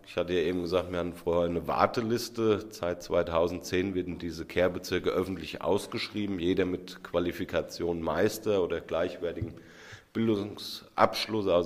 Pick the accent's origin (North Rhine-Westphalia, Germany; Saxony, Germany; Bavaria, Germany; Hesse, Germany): Hesse, Germany; Hüttenberg; Ja, Handkäse, ich komme doch aus Hüttenberg.